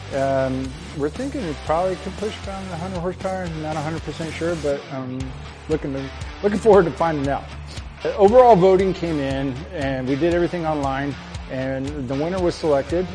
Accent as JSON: {"language": "English", "town": "Verona", "region": "Wisconsin", "country": "United States", "said": "I'm from Verona, Wisconsin"}